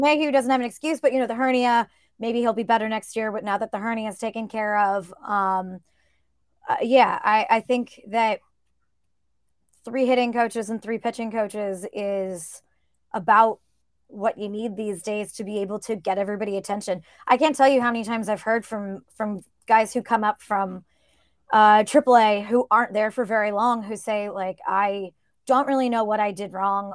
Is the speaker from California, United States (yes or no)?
yes; Northern California, United States; now in Brooklyn, United States; I grew up in Northern California